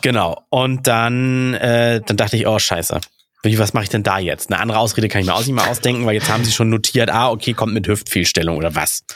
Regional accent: Hamburg, Germany; hier in Duvenstedt, wo ich aufgewachsen bin

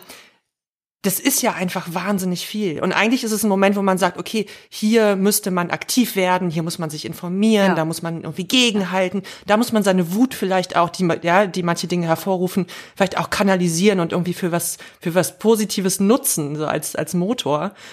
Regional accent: the East, eastern Germany, Germany; wir kommen jetzt alle zufällig aus dem Osten

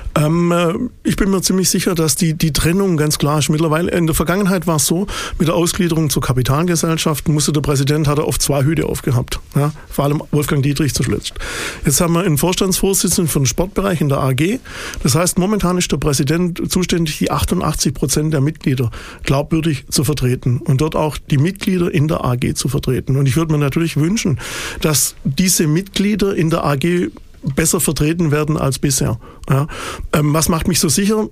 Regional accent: Waldenbuch, Baden-Württemberg, Germany; also born or lived in Nürtingen; in Nürtingen am Neckar geboren, in Waldenbuch zwischen Stuttgart und Tübingen groß geworden

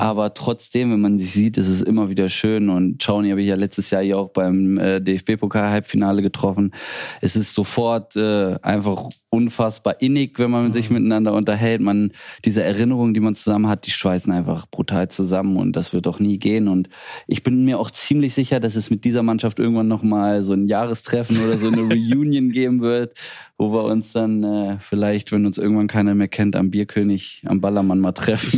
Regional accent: Hanover, Lower Saxony, Germany; now in Bremen, Germany; aus Hannover, ist meine Heimat, meine Heimatstadt

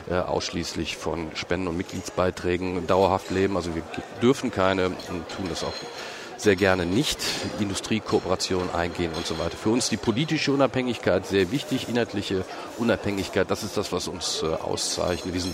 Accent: Cologne, North Rhine-Westphalia, Germany; born there; gebürtiger Kölner.

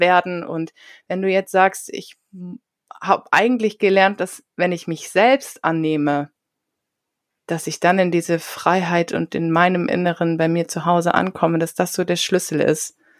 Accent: near Osnabrück, Lower Saxony, Germany; ich komme ja auch aus der Nähe von Osnabrück

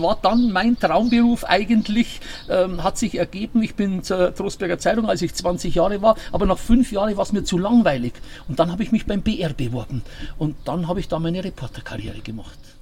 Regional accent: Bavaria, Germany; accent: Bavarian; Ich habe absichtlich meinen Dialekt behalten

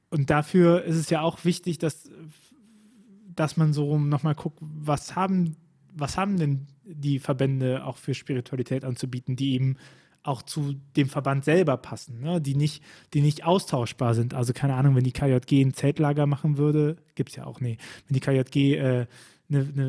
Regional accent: Bonn, North Rhine-Westphalia, Germany; ich komme ja aus Bonn eigentlich.

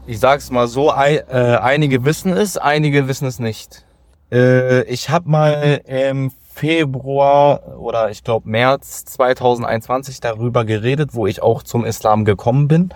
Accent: Solingen, North Rhine-Westphalia, Germany; ich äh, bin aus Solingen

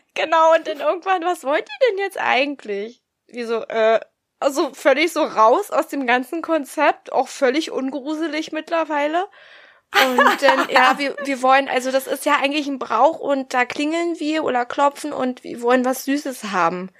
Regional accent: the East, eastern Germany, Germany; Bei uns im Osten

